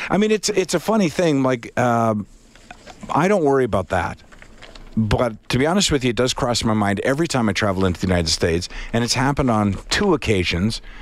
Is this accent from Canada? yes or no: yes; Canada; I'm from Canada